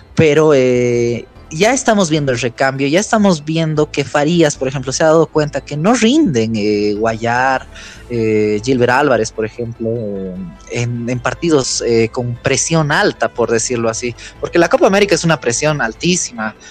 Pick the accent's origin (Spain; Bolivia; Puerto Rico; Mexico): Bolivia; irnos nosotros como bolivianos tristes con, esta eliminación